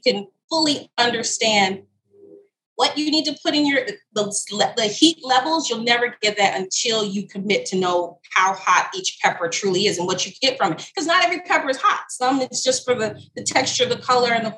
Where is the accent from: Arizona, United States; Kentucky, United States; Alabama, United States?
Alabama, United States; I'm born and raised in Alabama, but my family is Jamaican and Trinidad